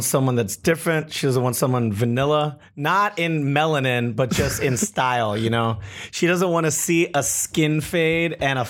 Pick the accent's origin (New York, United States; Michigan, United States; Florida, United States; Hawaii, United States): Hawaii, United States; moved away as an adult; also born or lived in Los Angeles; now in Seattle, United States; I'm from Hawaii. Lived in LA for 4 years. I've been in Seattle for 10 years.